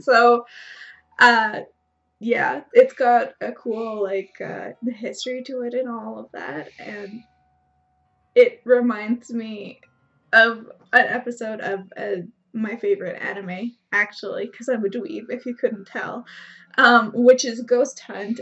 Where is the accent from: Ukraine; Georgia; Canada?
Canada; I'm Canadian